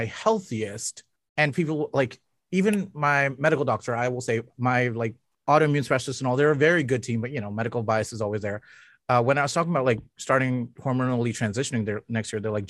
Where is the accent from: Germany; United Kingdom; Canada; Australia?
Canada; as a Canadian